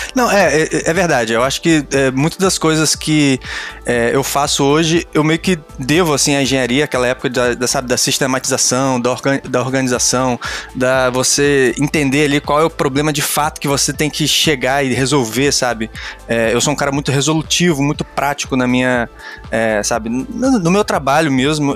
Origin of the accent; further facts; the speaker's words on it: Rio de Janeiro, Brazil; also born or lived in Campos dos Goytacazes; now in Niterói, Brazil; sou do Rio de Janeiro. É, nasci em Campos, que é uma cidade do interior, mas morei no Rio de Janeiro durante muitos, muitos anos, acho que uns 10 anos.